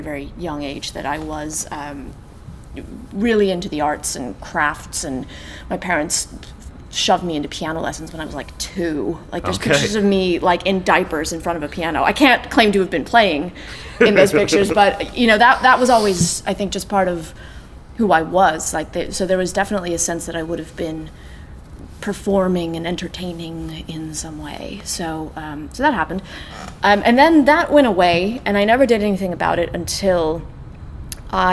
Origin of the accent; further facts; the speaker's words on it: Las Vegas, Nevada, United States; moved away as an adult; also born or lived in California; now in Ireland; I was born in Las Vegas. We went away and then we came back.